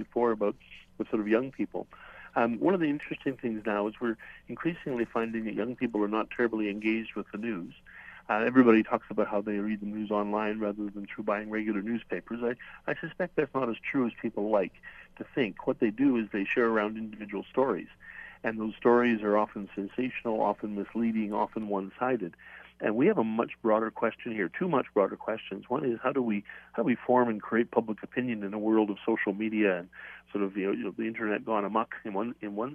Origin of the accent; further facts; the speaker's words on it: Saskatoon, Saskatchewan, Canada; my hometown is Saskatoon